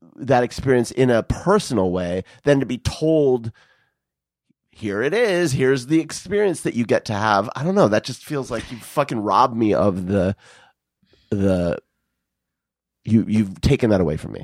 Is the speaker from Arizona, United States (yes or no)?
yes; Arizona, United States; I grew up in Arizona where the, the sunsets are fucking, like, just spectacular